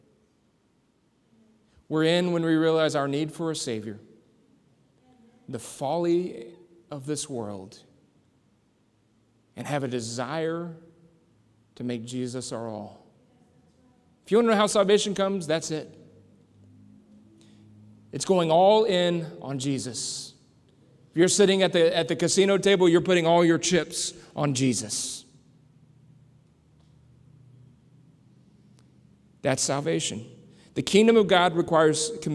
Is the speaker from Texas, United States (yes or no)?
yes; San Antonio, Texas, United States; now in Southern Indiana, United States; I grew up in San Antonio, Texas, where they train a lot of military folks